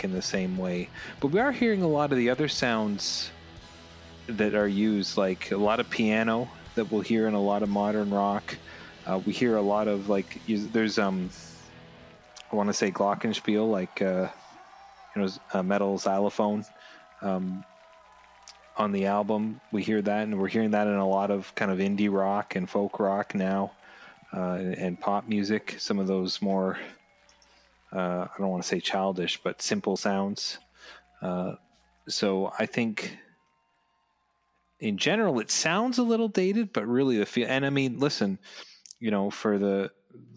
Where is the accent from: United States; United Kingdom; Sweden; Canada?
Canada; I'm Canadian